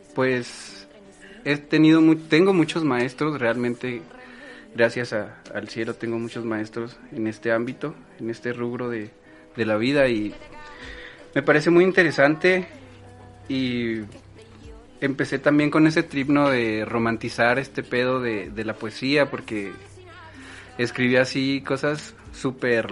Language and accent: Spanish; Chihuahua, Mexico; soy originario de Chihuahua, Chihuahua.